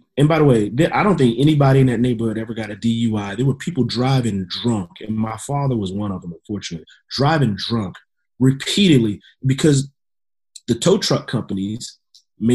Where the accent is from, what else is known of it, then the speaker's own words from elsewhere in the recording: Louisiana, United States; I grew up in Louisiana